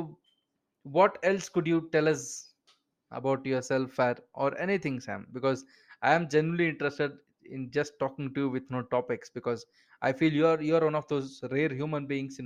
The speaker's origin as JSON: {"language": "English", "country": "India", "accent": "Indian", "said": "I'm from India"}